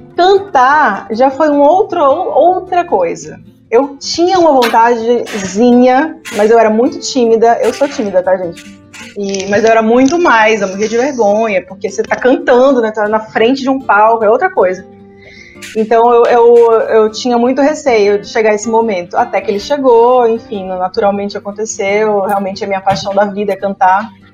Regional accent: Pará, Brazil; moved away as an adult; also born or lived in Belém; now in São Paulo, Brazil; eu sou paraense

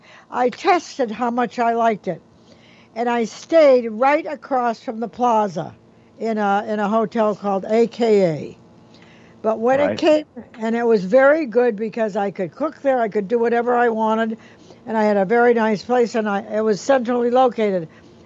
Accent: Michigan, United States; I really didn't know where I wanted to live until I rented an apartment. I came from Michigan.

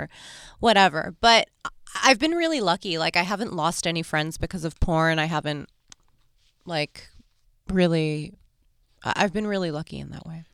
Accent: New York, United States; I'm from New York

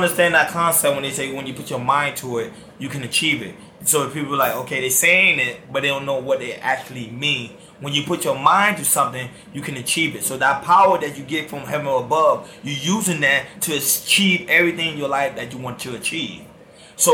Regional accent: Miami, Florida, United States; I was born and raised in Miami, Miami, Florida.

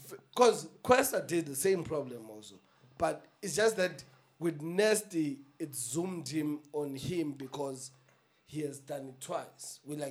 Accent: South Africa; But just make sure that it is known that I'm an artist from South Africa.

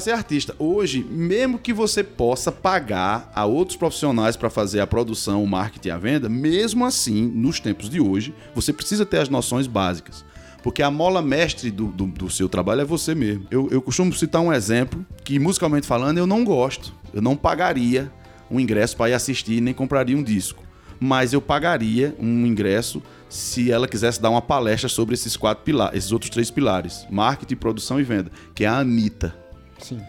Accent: Cariri, Ceará, Brazil; sou daqui do Cariri

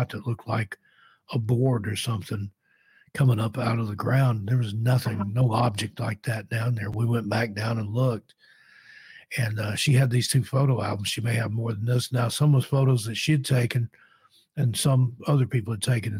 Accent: East Tennessee, United States; I grew up in East Tennessee

